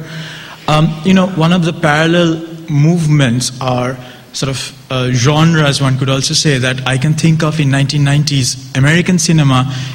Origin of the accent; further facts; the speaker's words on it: India; as an Indian, not a Pakistani, but an Indian